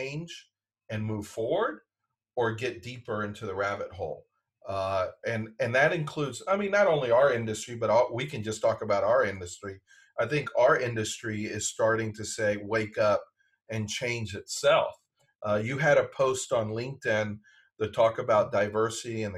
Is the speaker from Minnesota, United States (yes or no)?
no; Decatur, Georgia, United States; also born or lived in Washington, D.C.; A&P in Atlanta, where I grew up in Decatur